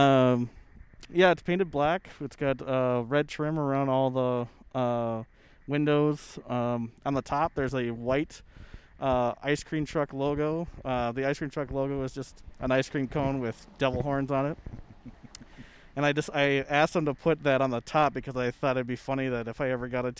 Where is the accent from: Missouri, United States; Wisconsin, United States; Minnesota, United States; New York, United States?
Minnesota, United States; growing up around Minnesota